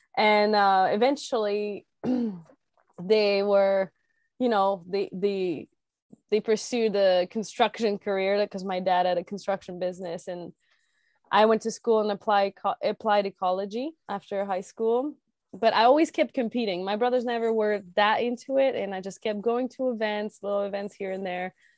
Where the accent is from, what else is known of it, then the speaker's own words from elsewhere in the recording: Quebec, Canada; I grew up in Quebec and, uh, in the countryside, like very rural area, um, northeast of Quebec City, about an hour and a half.